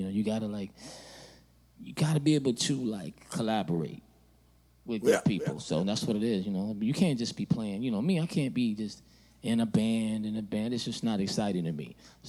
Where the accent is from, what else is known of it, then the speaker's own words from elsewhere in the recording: Oakland, California, United States; now in Los Angeles, United States; I'm from Oakland. I moved to L.A.